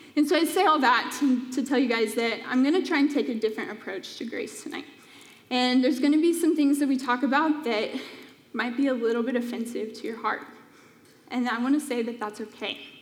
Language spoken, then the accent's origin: English; Colorado, United States; moved away as an adult; now in Phoenix, United States; I grew up in Colorado